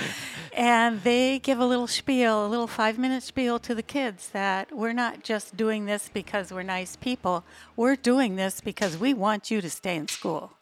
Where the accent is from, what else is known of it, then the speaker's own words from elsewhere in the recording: Minnesota, United States; moved away as an adult; now in Playa del Carmen, Mexico; I'm from Minnesota